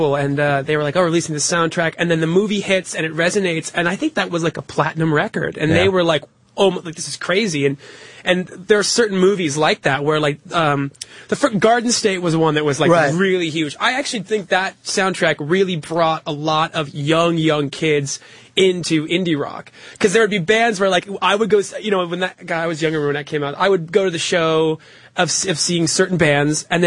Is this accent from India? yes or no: no; Connecticut, United States; moved away; I grew up in Connecticut